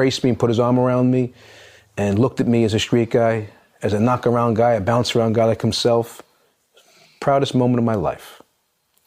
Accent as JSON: {"language": "English", "town": "New York City", "region": "New York", "country": "United States", "tie": "born or raised there", "said": "I'm from Howard Beach."}